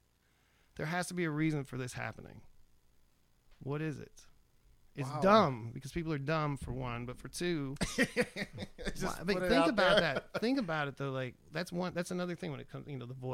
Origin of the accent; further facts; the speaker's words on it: Erie, Pennsylvania, United States; now in Austin, United States; growing up in Erie, Pennsylvania